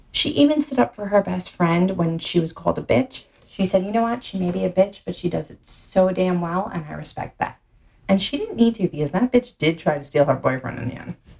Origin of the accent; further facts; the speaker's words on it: New York City, New York, United States; accent: Brooklyn; my Brooklyn accent